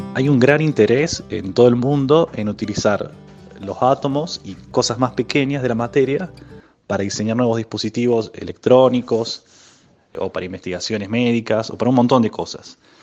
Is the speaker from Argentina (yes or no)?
yes; Córdoba, Argentina; now in Bariloche, Argentina; Yo nací en Córdoba capital, pero ahora estoy viviendo en Bariloche